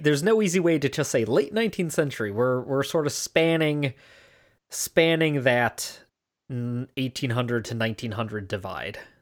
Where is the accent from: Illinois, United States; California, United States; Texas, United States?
Illinois, United States; Chicago; born and raised in Chicagoland area